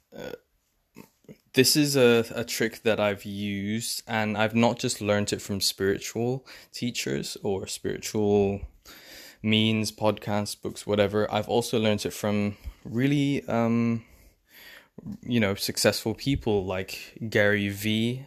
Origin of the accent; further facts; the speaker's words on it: England, United Kingdom; also born or lived in London; I'm from England. I live in London.